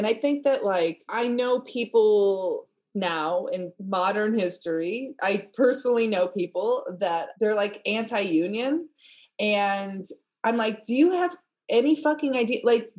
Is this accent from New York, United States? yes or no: no; Indiana, United States; I grew up in Indiana.